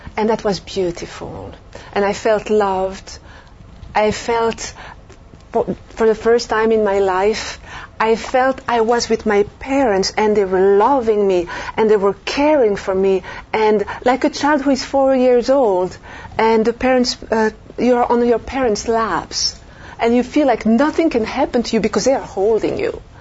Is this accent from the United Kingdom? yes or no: no; Belgium; moved away as an adult; also born or lived in France; now in United States; I'm French from Europe, and I grew up in uh, Belgium, lived a few years in France